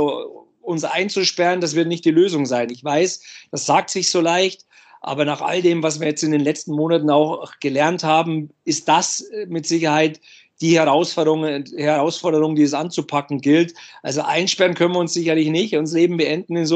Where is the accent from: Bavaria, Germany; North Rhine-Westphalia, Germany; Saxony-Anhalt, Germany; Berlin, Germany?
Bavaria, Germany; als Junge, äh, ich habe die Eishockey-Begeisterung der Eltern mitbekommen, auch im Umfeld äh, bei uns in Bayern äh, war ja Eishockey immer ein großes Thema.